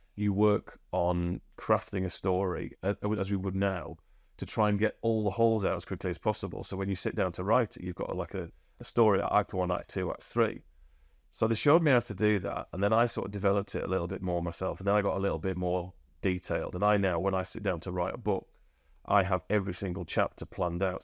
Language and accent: English; Huddersfield, Yorkshire and the Humber, United Kingdom; also born or lived in Australia; I'm from Huddersfield and I grew up in the shadow